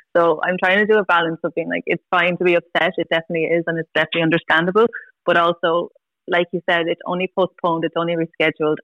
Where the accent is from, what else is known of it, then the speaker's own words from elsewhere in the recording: Tullamore, Leinster, Ireland; I'm from Tullamore, so I always wanted to get married like in the church in Tullamore